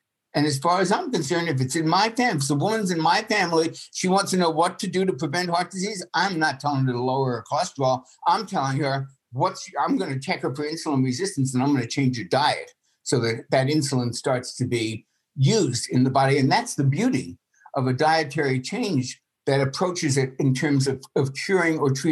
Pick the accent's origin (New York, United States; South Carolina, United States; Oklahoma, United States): New York, United States; I grew up in New York